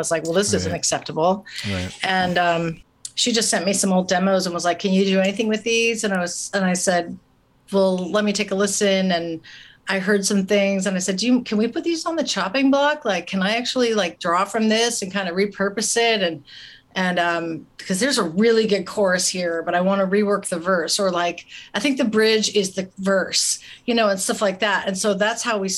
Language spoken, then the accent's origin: English; St. Louis, Missouri, United States; It was a great place to grow up. I love St. Louis